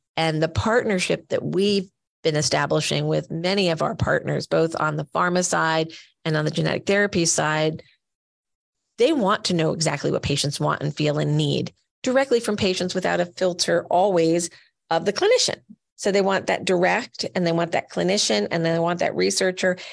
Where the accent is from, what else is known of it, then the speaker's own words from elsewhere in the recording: Rockaway, New Jersey, United States; I'm just this little kid living in Rockaway, New Jersey